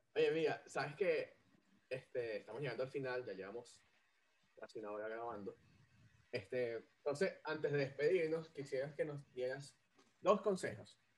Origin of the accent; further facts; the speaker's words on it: Caracas, Capital District, Venezuela; moved away as an adult; also born or lived in Maracaibo; yo soy de Caracas, pero los últimos años viví en Maracaibo